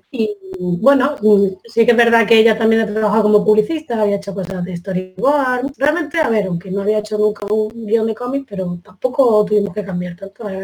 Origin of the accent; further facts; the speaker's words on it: Granada, Andalusia, Spain; also born or lived in Bilbao; soy de Granada, vamos, y de donde tú quieras, soy, ¿no?